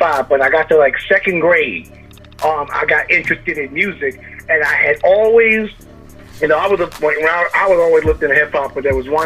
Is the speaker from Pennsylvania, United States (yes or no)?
no; Amityville, New York, United States; I am from Amityville, Long Island, New York